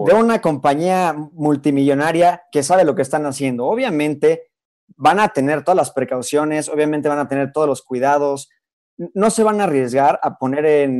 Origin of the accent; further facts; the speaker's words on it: Mexico; en México yo no sé si tenemos la infraestructura